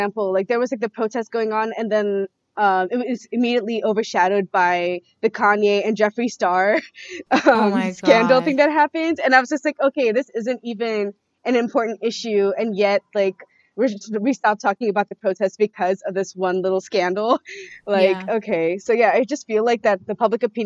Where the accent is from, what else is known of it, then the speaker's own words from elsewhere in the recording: Bay Area, California, United States; also born or lived in Fiji; I was born in the Fiji Islands, and then I grew up in the Bay Area.